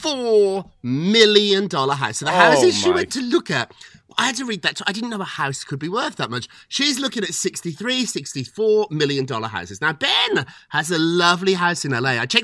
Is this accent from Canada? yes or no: no; United Kingdom; as a Brit myself